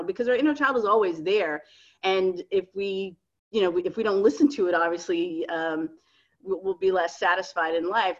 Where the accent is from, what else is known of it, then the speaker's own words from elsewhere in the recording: Miami, Florida, United States; moved away as an adult; now in New York, United States; I'm originally from Miami and I moved to New York.